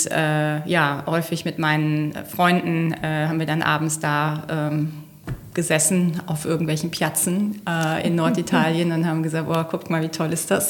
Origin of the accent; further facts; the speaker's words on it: North Rhine-Westphalia, Germany; ich komme ja ursprünglich eigentlich aus dem Rheinland, aber die Grenze zu Westfalen ist nur 150 Meter vom Haus weg.